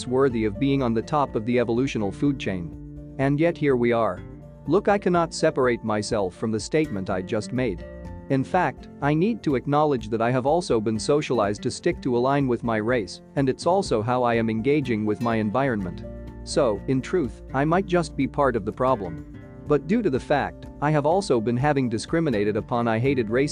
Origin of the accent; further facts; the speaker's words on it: South Africa; as a South African who lived under apartheid